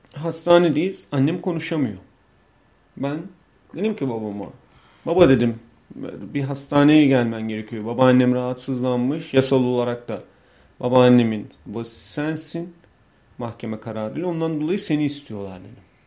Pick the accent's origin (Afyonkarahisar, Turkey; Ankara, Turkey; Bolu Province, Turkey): Bolu Province, Turkey; Bolu; also born or lived in Istanbul; İşte Bolluyum